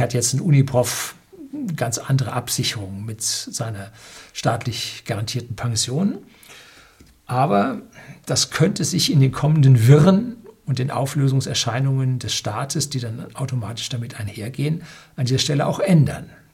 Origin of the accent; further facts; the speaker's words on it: Germany; bei uns in Deutschland